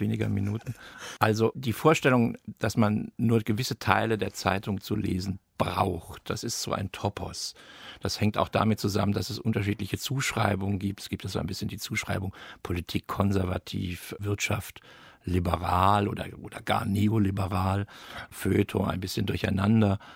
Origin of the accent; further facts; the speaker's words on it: Darmstadt, Hesse, Germany; Ich bin in Darmstadt groß geworden